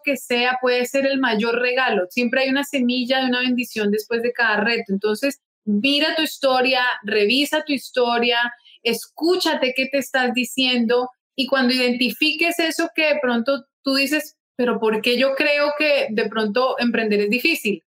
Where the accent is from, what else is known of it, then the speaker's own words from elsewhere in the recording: Bogotá, Colombia; moved away as an adult; now in Barranquilla, Colombia; Luego decidimos mudarnos con mi familia aquí a Barranquilla, yo soy de Bogotá